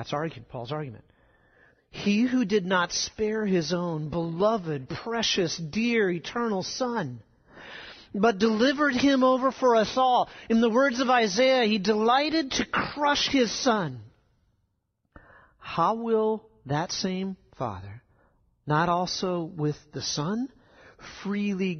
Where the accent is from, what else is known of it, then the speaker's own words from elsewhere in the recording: South Dakota, United States; moved away; where I grew up in South Dakota, we get rain in the summer thunderstorms